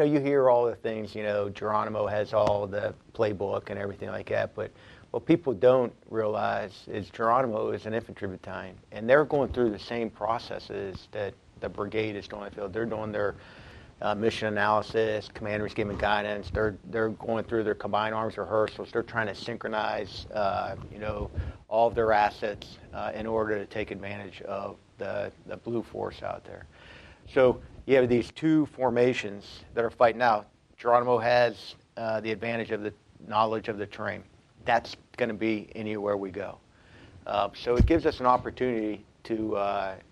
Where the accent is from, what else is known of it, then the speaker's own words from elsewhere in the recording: Pittsburgh, Pennsylvania, United States; moved away; I'm from Pittsburgh, Pennsylvania